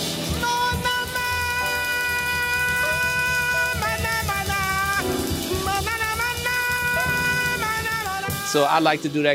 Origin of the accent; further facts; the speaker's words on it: Louisiana, United States; I'm from Louisiana